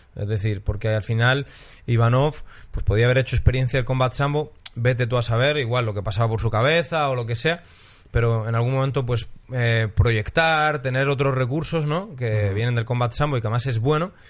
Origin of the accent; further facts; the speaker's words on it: Spain; Soy español para los latinoamericanos